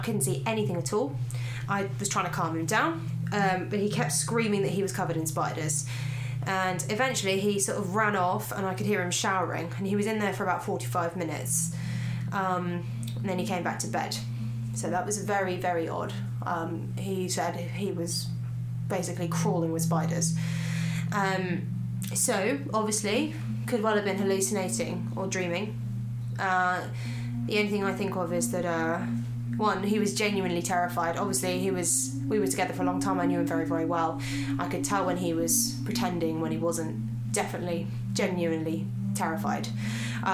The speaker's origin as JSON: {"language": "English", "area": "Sussex", "region": "South East England", "country": "United Kingdom", "tie": "born or raised there", "said": "the old house I grew up in Sussex"}